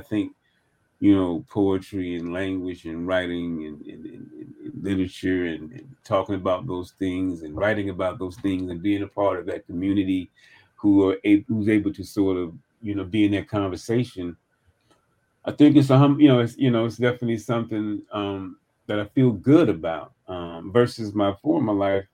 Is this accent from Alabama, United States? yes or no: yes; Birmingham, Alabama, United States; moved away; also born or lived in Maryland; I grew up in Birmingham, Alabama